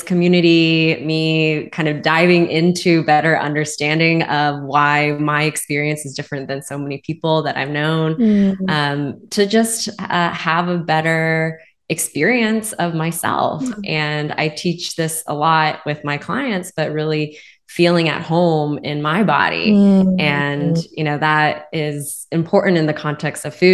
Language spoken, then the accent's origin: English; Spring, Texas, United States; grew up in Houston, Texas. However, I grew up kind of in the northern outskirts of Houston, called Spring, Texas